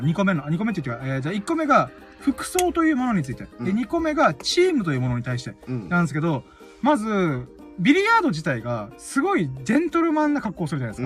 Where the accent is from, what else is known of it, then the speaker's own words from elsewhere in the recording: Okinawa, Japan; なんで俺は沖縄に生まれたんだろうなとか思いながら